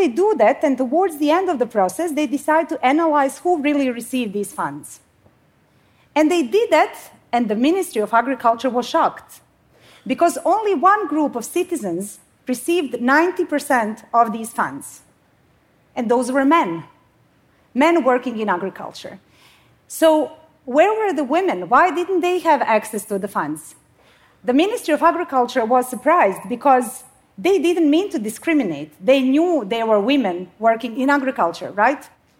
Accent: Bosnia & Herzegovina; now in Sweden; So I come from Bosnia. I mean, I live in Sweden now, but you don't need to know my whole life story. But the story that I do want to share is from my home country.

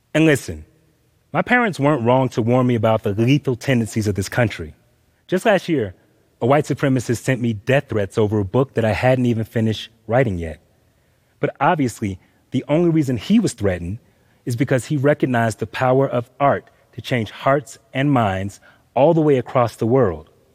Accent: Atlanta, Georgia, United States; I grew up in Atlanta, Georgia.

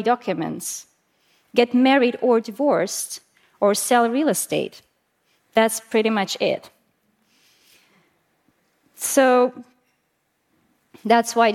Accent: Estonia; I'm from Estonia

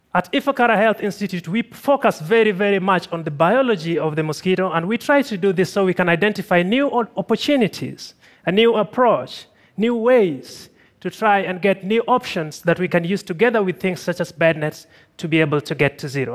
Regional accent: Tanzania; I'm from Tanzania

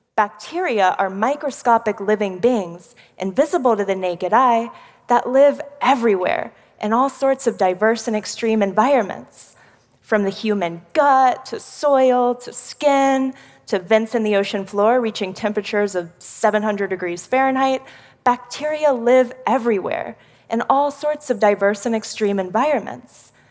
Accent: Houston, Texas, United States; I'm from one of the most polluted cities in America Houston, Texas

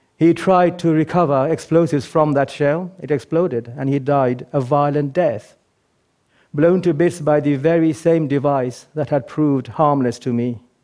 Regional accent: England, United Kingdom; also born or lived in Bangladesh; I was born in Bangladesh, but grew up mostly in England, and I went to school here.

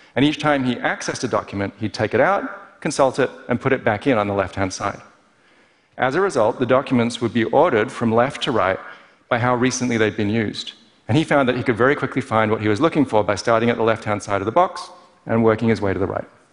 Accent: Perth, Western Australia, Australia; Growing up in Perth as an overly cerebral kid

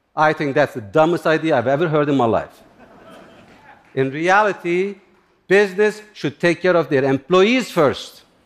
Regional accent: Turkey; English is a second language; now in United States; I grew up in Turkey, in similar environment, near the Kurdish mountains.

